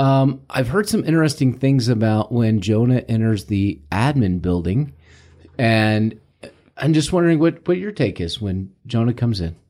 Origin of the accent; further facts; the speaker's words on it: St. Louis, Missouri, United States; moved away as an adult; now in Arizona, United States; I am from Saint Louis